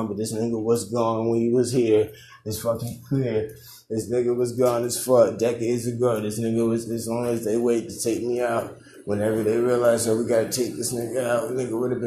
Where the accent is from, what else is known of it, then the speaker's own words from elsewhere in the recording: United States; as an American